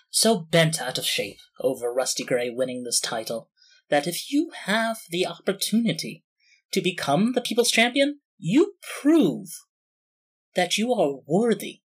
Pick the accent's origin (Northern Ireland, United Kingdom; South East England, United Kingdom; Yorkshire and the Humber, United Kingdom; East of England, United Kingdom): East of England, United Kingdom; while I am very unfamiliar with the American dream, you know, born and raised in Essex.